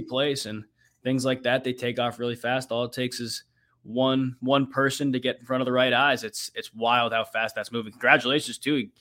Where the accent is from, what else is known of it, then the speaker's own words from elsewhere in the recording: New England, United States; moved away as an adult; now in Cleveland, United States; I grew up in New England